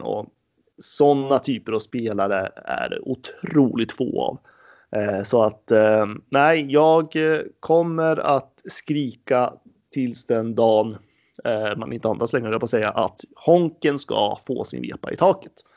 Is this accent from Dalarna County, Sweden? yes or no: no; Gävle, Gävleborg County, Sweden; som liten knatte i Brynäs ungdom eh, på den goda tiden så var det faktiskt en ganska kort period då jag spelade med Emil Molin